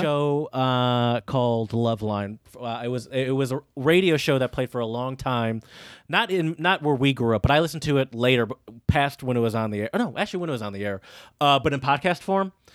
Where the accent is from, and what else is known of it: United States